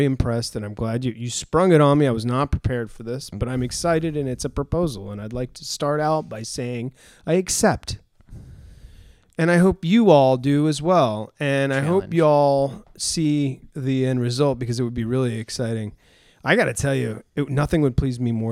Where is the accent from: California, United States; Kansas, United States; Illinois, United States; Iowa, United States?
California, United States; Los Angeles; born or raised there